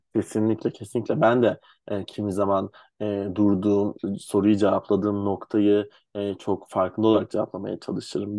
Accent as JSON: {"language": "Turkish", "region": "Istanbul", "country": "Turkey", "tie": "born or raised there", "said": "Ben 7 Ağustos 95 İstanbul doğumluyum."}